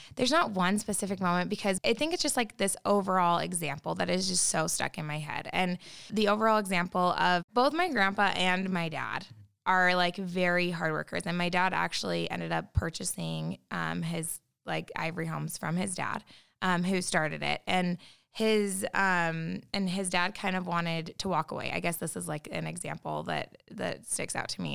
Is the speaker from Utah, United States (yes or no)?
yes; Utah, United States; growing up in Utah